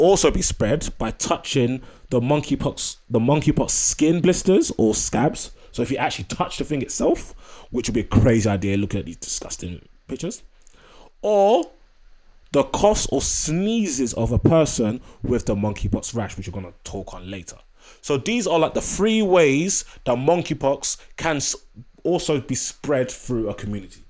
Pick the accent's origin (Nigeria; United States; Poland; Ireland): Nigeria; I'm Nigerian